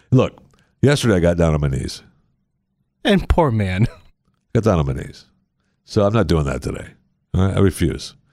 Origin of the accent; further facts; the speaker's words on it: Michigan, United States; No, I, I don't live in Michigan anymore.